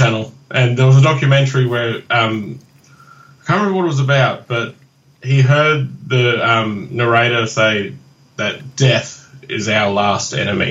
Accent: Brisbane, Queensland, Australia; I'm from Brisbane in Queensland.

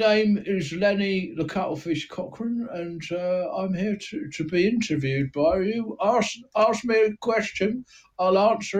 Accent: London, United Kingdom; born there; accent: Cockney; the Bow Bells when I was born. That was the first thing I heard. And that makes me a Cockney, but, I'm always Cockney in my heart.

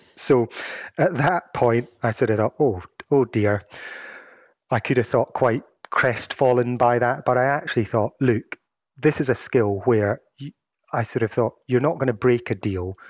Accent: Edinburgh, Scotland, United Kingdom; moved away; also born or lived in Glasgow; my hometown of, uh, Edinburgh

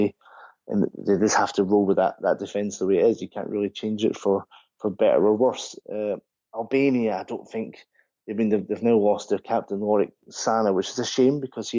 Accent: Scotland, United Kingdom; as a Scotsman

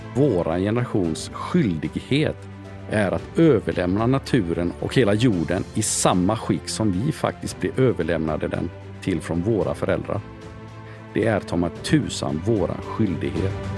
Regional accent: Sweden; also born or lived in Denmark; Jag är född i Danmark. De första åren är jag uppväxt i Danmark. Flyttade till Sverige, gått i skola i Sverige

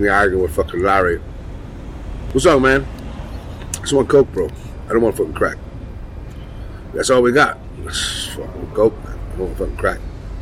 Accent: Ireland; I'm from Ireland

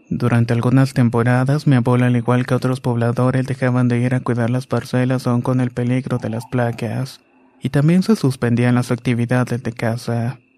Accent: Balancán, Tabasco, Mexico; also born or lived in Campeche; now in Colima, Mexico; en la actualidad tengo 27 años. Vivo en Colima y soy un miembro de la Infantería de Marina. Nací en Campeche, pero me crié en un pequeño pueblo en Balancán, Tabasco.

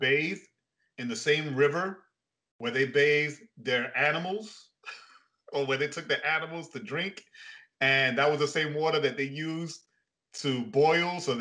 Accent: New York, United States; first language English; I was born and raised in the States, New York specifically, while my parents are Puerto Rican. So for me, like yourself, English is my first language.

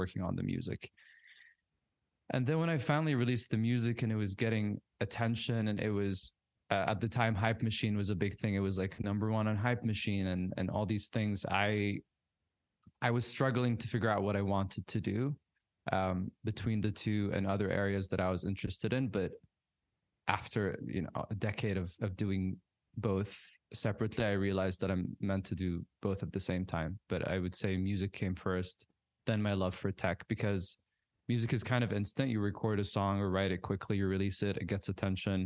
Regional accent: Riyadh, Riyadh Province, Saudi Arabia; I grew up in Riyadh, but I traveled a lot with my family

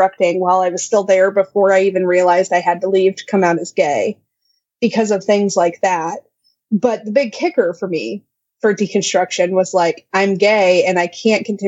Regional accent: Midwest, United States; I'm such a Midwesterner

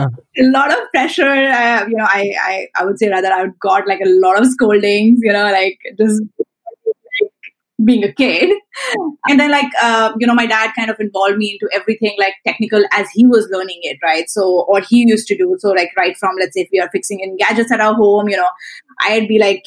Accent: Delhi, India; also born or lived in Mumbai / Chennai; now in Singapore; So I grew up in Delhi. I grew up in Mumbai. I grew up in, I did my college in Chennai. Now I'm in Singapore.

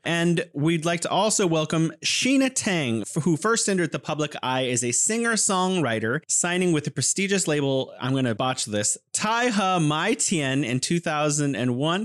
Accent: California, United States; now in Wuhan, China; I'm originally from California, but living here in beautiful Wuhan, China.

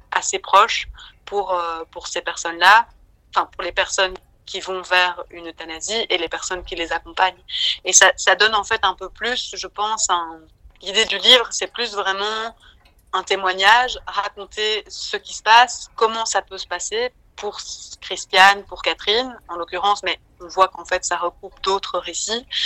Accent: Belgium

